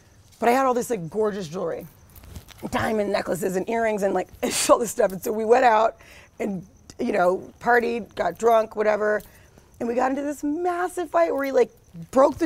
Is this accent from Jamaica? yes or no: no; New York, United States; moved away as an adult; now in Los Angeles, United States; I was in New York because I'm from New York. My parents were there